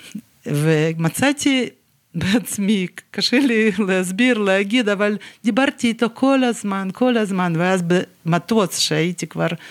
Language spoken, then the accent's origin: Hebrew; Dnipro, Dnipropetrovsk Oblast, Ukraine; Hebrew is a second language; moved away as an adult; also born or lived in Yaroslavl, Russia / England / Rehovot, Israel / Ashdod, Israel; now in Beit El; ככה עברנו לדניפרופטרובסק, ייסדנו את המפעל הזה, ונשארנו שם